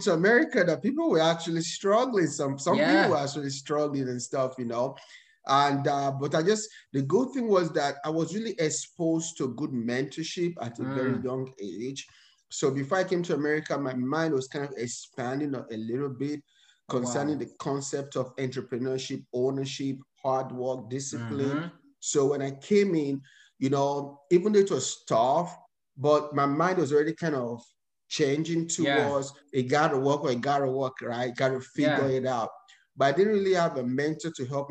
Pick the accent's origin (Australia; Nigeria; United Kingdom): Nigeria; moved away as an adult; now in United States; I was born and raised in Nigeria